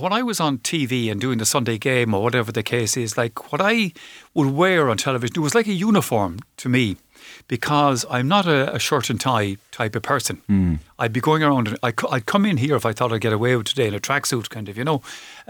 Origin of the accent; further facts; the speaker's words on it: Galway, Connacht, Ireland; also born or lived in Waterford; But I grew up in Galway. And like I would say to people, when Galway played Waterford in the All-Ireland Hurling Final a couple of years ago